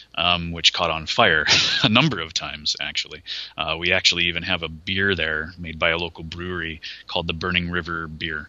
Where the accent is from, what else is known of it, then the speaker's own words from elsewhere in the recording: Cleveland, Ohio, United States; moved away as an adult; also born or lived in Austin, Texas; I'm originally from Ohio. I was born and raised in Cleveland